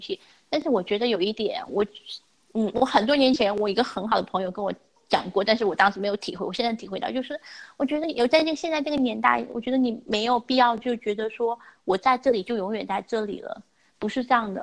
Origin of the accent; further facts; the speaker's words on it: China; moved away; also born or lived in United States; 我们中国人